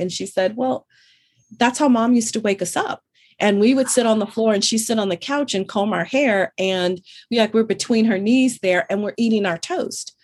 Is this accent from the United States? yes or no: yes; Northern California, United States; I grew up in Northern California, but my grandparents, my family, they're all from Louisiana.